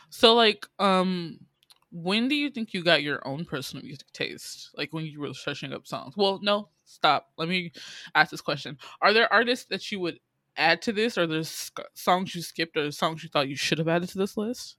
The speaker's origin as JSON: {"language": "English", "town": "Atlanta", "region": "Georgia", "country": "United States", "tie": "born or raised there", "also_born_or_lived": "Illinois", "said": "I moved from Illinois, where there was little black folk with my family, and then I moved to Atlanta"}